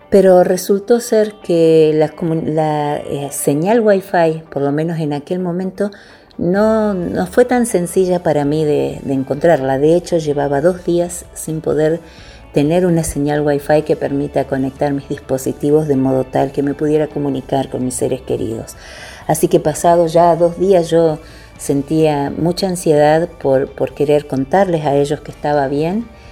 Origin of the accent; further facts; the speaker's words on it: Argentina; also born or lived in Buenos Aires; Yo soy de Argentina, vivo en Buenos Aires, así que la mayor parte de mi ministerio se desarrolla en mi país